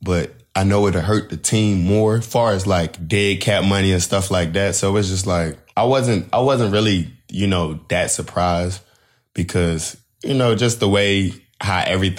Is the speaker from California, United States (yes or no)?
no; North Carolina, United States; moved away as an adult; also born or lived in Georgia / Los Angeles / St. Louis; growing up in North Carolina